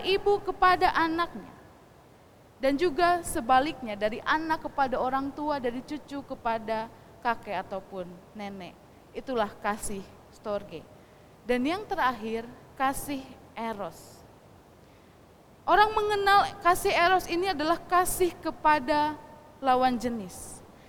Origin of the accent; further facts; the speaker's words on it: West Java, Indonesia; first language Sundanese; Indonesian is a second language; kita, orang Sunda membaca Alkitab bahasa Sunda